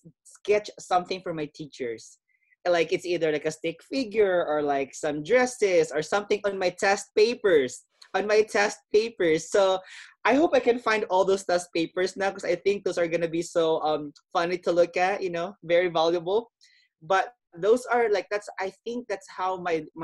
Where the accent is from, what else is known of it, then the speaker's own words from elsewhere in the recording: Philippines; growing up in my culture, being Filipino